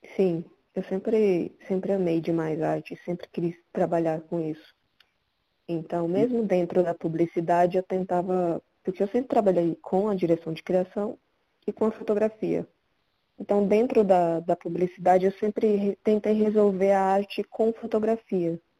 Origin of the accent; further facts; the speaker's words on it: Caruaru, Pernambuco, Brazil; now in São Paulo, Brazil; Eu nasci em Pernambuco, Caruaru, e sempre quis sair de lá